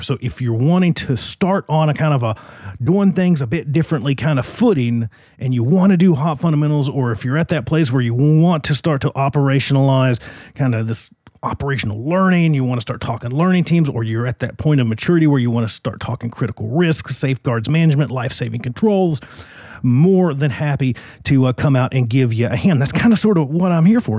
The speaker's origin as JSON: {"language": "English", "region": "Virginia", "country": "United States", "tie": "born or raised there", "moved": "yes", "lives_now": "Phoenix, United States", "said": "I'm in my home state, not on my home turf, but in my home state of Virginia."}